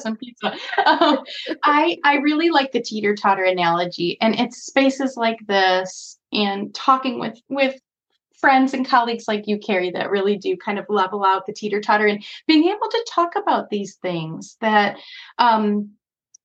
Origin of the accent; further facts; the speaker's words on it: Chicago, Illinois, United States; as a Chicagoan